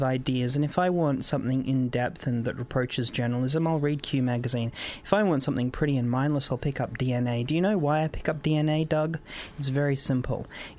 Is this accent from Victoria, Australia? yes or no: no; Queensland, Australia; I'm from Queensland, a state with civil liberties.